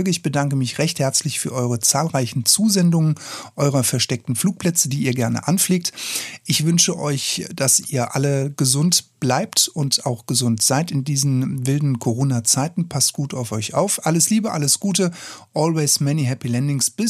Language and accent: German; Bavaria, Germany; born there; weil ich bin in der Nähe von Aschaffenburg geboren worden. Ich bin also ein gebürtiger Unterfranke.